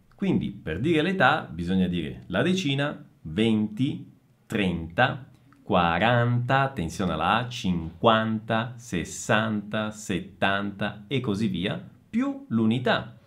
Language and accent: Italian; Messina, Sicily, Italy; now in Bragança Paulista, Brazil; Sono nato a Messina